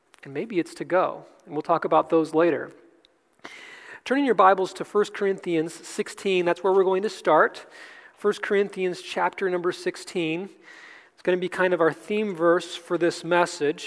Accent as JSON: {"language": "English", "town": "Cleveland", "region": "Ohio", "country": "United States", "also_born_or_lived": "Pensacola, Florida", "moved": "yes", "lives_now": "North Carolina, United States", "said": "I'm from Cleveland"}